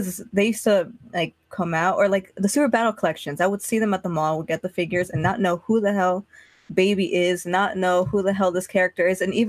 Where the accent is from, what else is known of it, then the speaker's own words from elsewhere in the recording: Florida, United States; also born or lived in New Jersey; I'm from Jersey originally. I was born in Jersey, but I moved to Florida when I was like 3 and a half. So I've been here my whole life